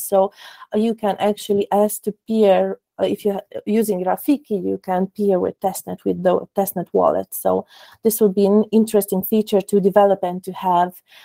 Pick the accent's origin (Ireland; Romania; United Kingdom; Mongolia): Romania; Cluj-Napoca, Cluj County; I am also from Romania, Cluj Napoca.